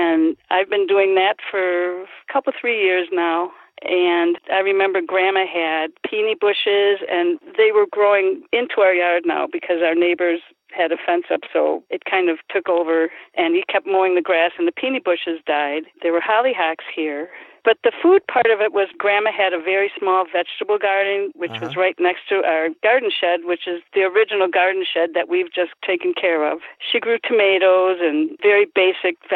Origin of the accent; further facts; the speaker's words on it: Milwaukee, Wisconsin, United States; also born or lived in Union Grove, Wisconsin; I was born in Milwaukee, came to Union Grove, and when we got married, I came to the city here with my husband